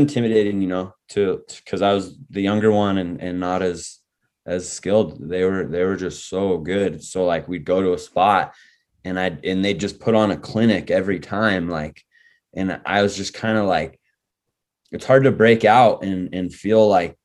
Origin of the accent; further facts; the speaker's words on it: Reno, Nevada, United States; moved away; also born or lived in San Diego; I was born in San Diego and raised in Reno.